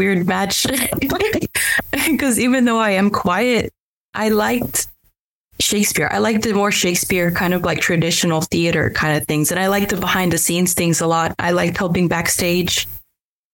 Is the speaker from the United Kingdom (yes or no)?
no; Dalton, Georgia, United States; also born or lived in Mexico; I was actually born in Mexico. We came here when I was a little child, and then I grew up in Dalton